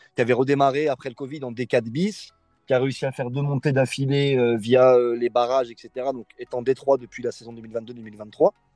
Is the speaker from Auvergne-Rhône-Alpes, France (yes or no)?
yes; Bron, Auvergne-Rhône-Alpes, France; moved away as an adult; je suis originaire de Bron, j'ai fait quasiment toutes mes études euh, sur Bron